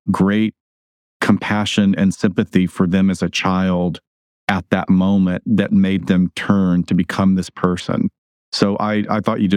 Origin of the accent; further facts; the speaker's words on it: Alabama, United States; I grew up in Alabama